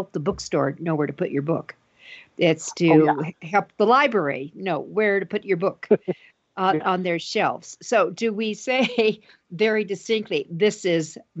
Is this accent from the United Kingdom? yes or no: no; Denver, Colorado, United States; right here in my hometown of Denver, Colorado